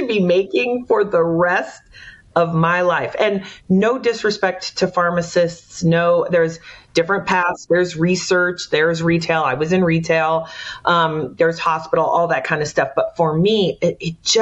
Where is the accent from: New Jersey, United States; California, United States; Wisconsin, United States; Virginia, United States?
California, United States; San Jose; moved away as an adult; I am from the Bay Area, born and raised